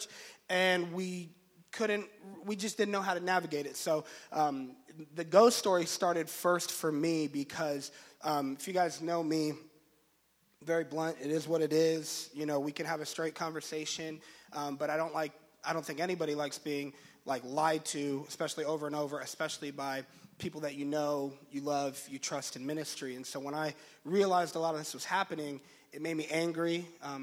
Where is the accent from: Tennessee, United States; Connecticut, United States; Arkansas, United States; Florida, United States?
Florida, United States; Orlando; moved away as an adult; We're from Florida. We were married at this church in Orlando. Kind of grew up in that church there.